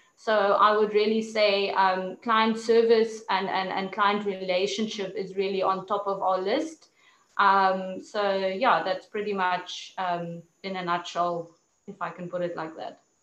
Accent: Namibia; also born or lived in South Africa; growing up in Namibia, nature was one of um, you know one of the things that was always part of my life

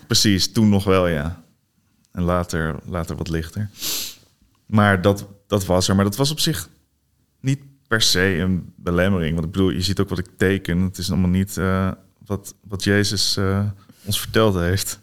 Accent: Barneveld, Gelderland, Netherlands; also born or lived in Hoevelaken; Ik groeide op in Barneveld. Daarna in Hoevelaken.

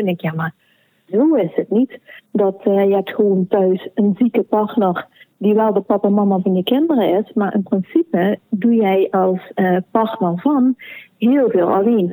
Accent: Sittard, Limburg, Netherlands; moved away as an adult; now in Belgian Limburg, Belgium; Ik ben van Nederlands Limburg heb eigenlijk mijn hele leven in Sittard gewoond

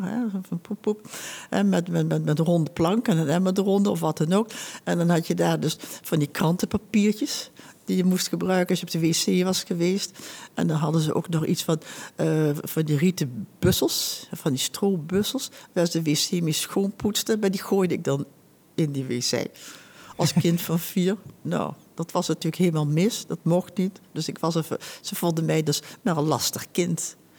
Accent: Huizen, North Holland, Netherlands; ik ben bijna 83 en ik ben geboren in Huizen

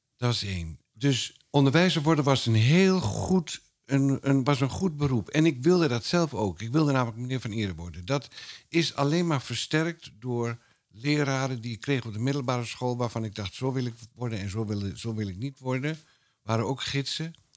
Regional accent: Twente, Overijssel, Netherlands; ik kom uit Twente

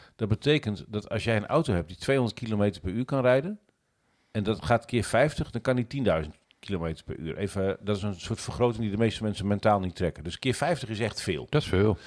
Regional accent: Netherlands; ik ben Nederlander

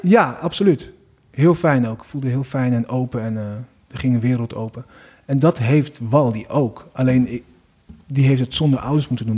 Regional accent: 's-Hertogenbosch, North Brabant, Netherlands; Maar ik ben ook opgegroeid in Den Bosch

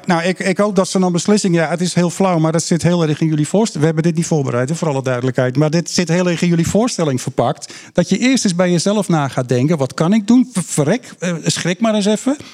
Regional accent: Kop van Noord-Holland, North Holland, Netherlands; Ik ben een kop van Noord-Hollander waar ik met baarsjes vissen begon. Dat zijn mijn eerste natuurervaringen. Daar was ik een jochie van acht of negen.

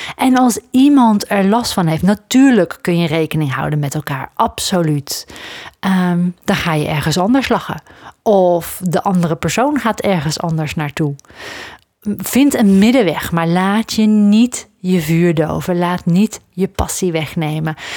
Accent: Netherlands; ik, ben opgegroeid aan de grens met België. Als ik eh, dan eh, naar Antwerpen ging of zo, de grote stad toch wel, in de buurt van waar ik ben opgegroeid

